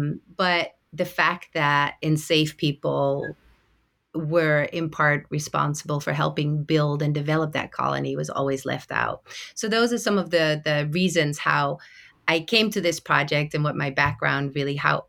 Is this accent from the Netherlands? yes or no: yes; Netherlands; English is a second language; So I am from the Netherlands, born and raised.